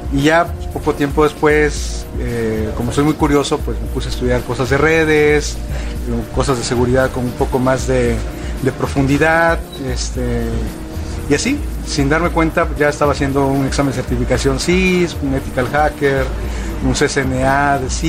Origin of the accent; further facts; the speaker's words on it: Mexico City, Mexico; now in Monterrey, Mexico; Hablo medio regio porque ya tengo muchos años viviendo aquí, pero yo no soy de, de Monterrey, soy de la Ciudad de México pero de repente me sale así el, un acento y luego otro.